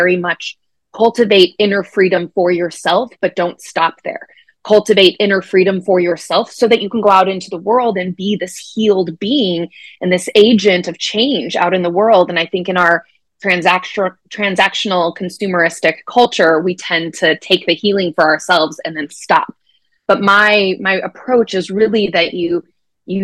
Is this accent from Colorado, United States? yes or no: yes; Colorado, United States; now in Minnesota, United States; I was born and raised in Colorado. I'm a sixth generation native.